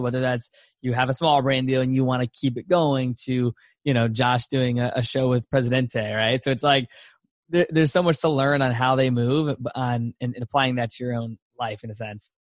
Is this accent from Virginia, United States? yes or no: yes; Virginia, United States; I'm from Virginia, so East Coast is in my blood for sure.